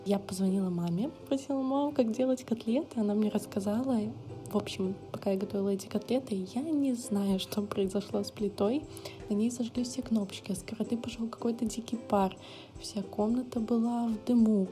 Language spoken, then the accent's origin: Russian; Belarus; moved away; я сама из Беларуси